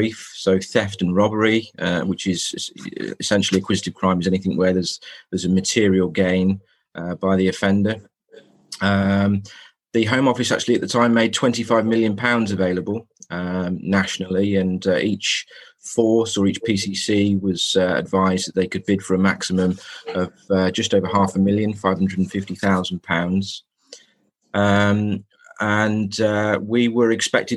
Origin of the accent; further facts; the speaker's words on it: Telford, West Midlands, United Kingdom; I grew up in Telford, in fact, in Woodside in the 1990s